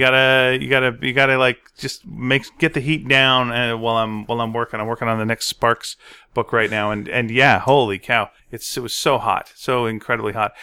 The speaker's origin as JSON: {"language": "English", "town": "Montreal", "region": "Quebec", "country": "Canada", "said": "I'm from Montreal"}